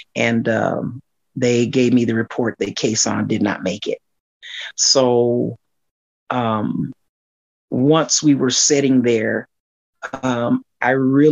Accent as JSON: {"language": "English", "town": "Aurora", "region": "Colorado", "country": "United States", "tie": "born or raised there", "said": "I grew up in Aurora, lived in Aurora. When I was an adult, I still remained in Aurora, Colorado"}